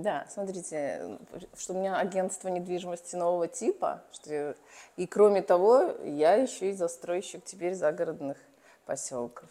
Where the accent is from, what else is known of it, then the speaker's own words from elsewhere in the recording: Belarus; moved away as an adult; now in Moscow, Russia; сама я родом из Беларуси